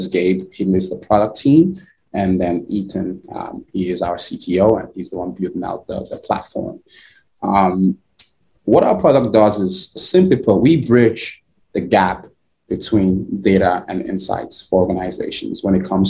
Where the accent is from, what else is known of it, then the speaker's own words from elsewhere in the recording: Nigeria; now in United States; I am originally from Nigeria. Grew up in Nigeria. My early years and been in the US for over 10 years now.